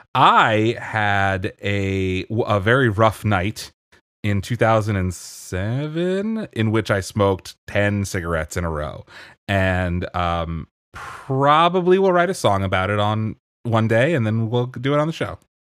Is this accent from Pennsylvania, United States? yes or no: yes; Pennsylvania, United States; I grew up in Pennsylvania